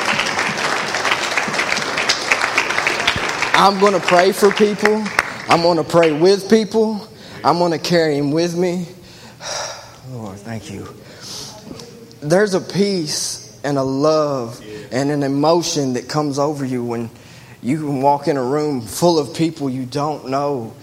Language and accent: English; Gallatin, Tennessee, United States; I was born in Gallatin, Tennessee